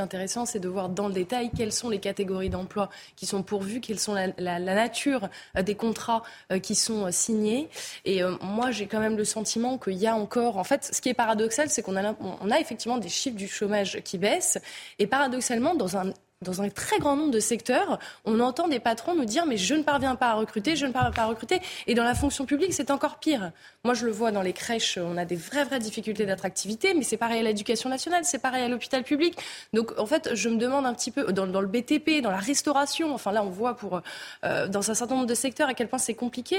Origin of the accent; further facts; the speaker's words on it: France; nous en tant que Français